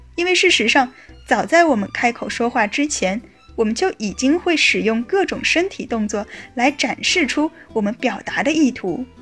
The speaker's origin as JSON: {"language": "Chinese", "country": "China", "said": "我们中国北方的许多人"}